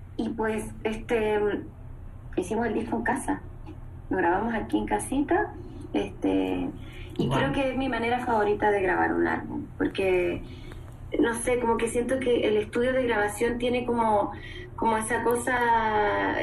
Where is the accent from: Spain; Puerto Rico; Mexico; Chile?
Chile; yo soy una chilena